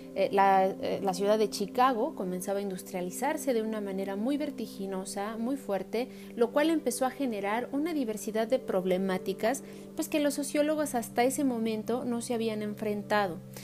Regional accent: Mexico; como mexicanos

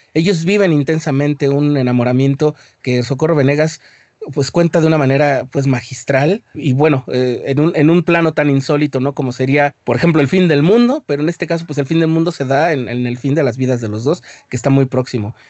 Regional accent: Mexico; Somos mexicanos y, o sea, no podemos simplemente decir, ah, es que somos indígenas

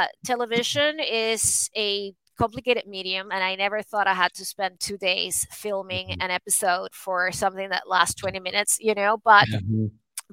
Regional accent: Venezuela; moved away; I was born and raised in Venezuela

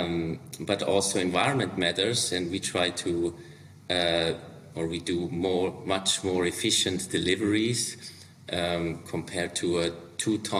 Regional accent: Liechtenstein; now in Switzerland; I'm from originally, I grew up in Liechtenstein, but then also in Switzerland

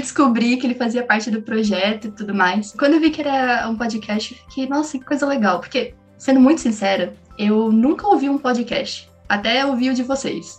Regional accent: São Bernardo do Campo, São Paulo, Brazil; eu sou de São Bernardo, sempre morei a cinco minutos da UFABC

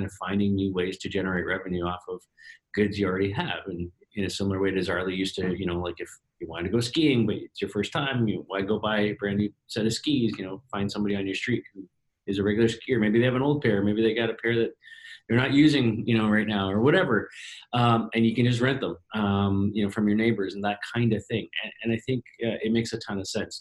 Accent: Toronto, Ontario, Canada; my hometown here in Toronto

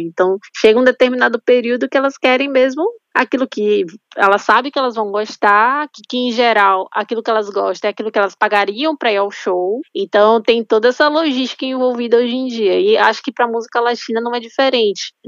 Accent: Salvador, Bahia, Brazil; eu sou de Salvador

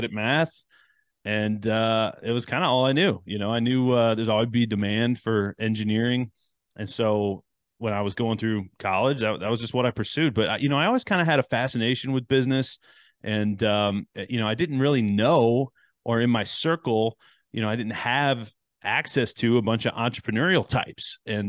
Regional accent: Detroit, Michigan, United States; also born or lived in Chicago; now in Houston, United States; I grew up in Chicago area, moved around a little bit. So I consider myself Chicago born, Detroit raised, and Houston grown.

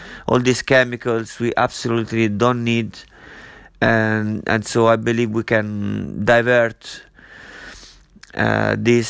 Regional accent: Italy; moved away as an adult; also born or lived in London / Ibiza / Barcelona / Miami; I'm from Italy. I lived there for 23 years. Then I moved out

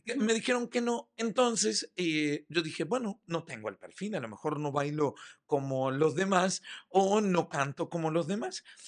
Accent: Montevideo, Uruguay; also born or lived in Michoacán, Mexico; now in Yucatán, Mexico; Soy orgullosamente montevideano, uruguayo.

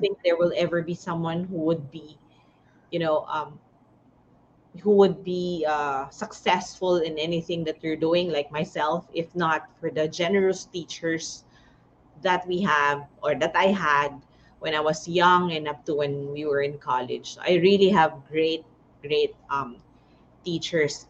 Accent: Tarlac City, Tarlac, Philippines; I'm from Tarlac City, San Miguel.

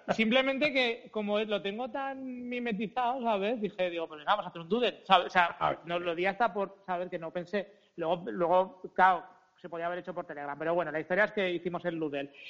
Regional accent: Zaragoza, Aragon, Spain; somos de Aragón, bueno, de Zaragoza en concreto, cabezones como nosotros solos

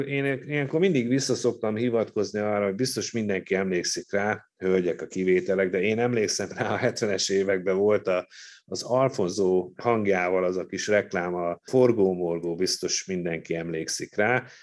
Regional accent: Hungary; csak mi magyarok vagyunk azok

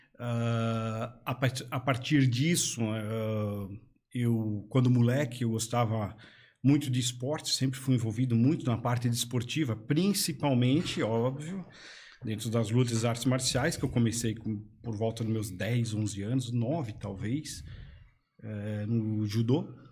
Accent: Blumenau, Santa Catarina, Brazil; Eu nasci em Blumenau, né? Blumenau aqui mesmo

